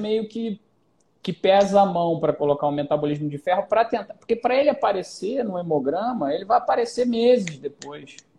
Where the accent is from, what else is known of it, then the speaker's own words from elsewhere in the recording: Rio de Janeiro, Brazil; Eu sou carioca que não vou pra praia